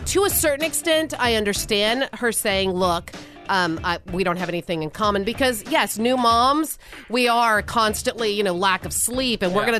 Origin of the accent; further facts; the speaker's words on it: Louisiana, United States; I'm from Louisiana